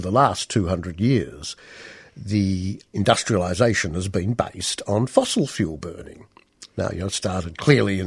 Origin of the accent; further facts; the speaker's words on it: Australia; growing up in Australia in an urban context